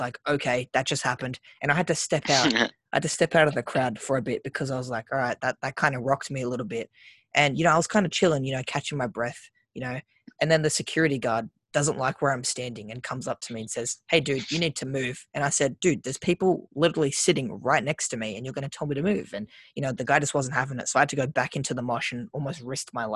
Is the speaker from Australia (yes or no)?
yes; Sydney, New South Wales, Australia; We're from the Shire